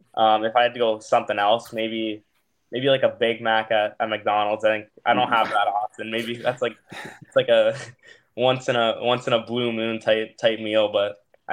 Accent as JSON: {"language": "English", "area": "Toronto area", "region": "Ontario", "country": "Canada", "tie": "born or raised there", "said": "I grew up in the Toronto area, just an hour out from Toronto."}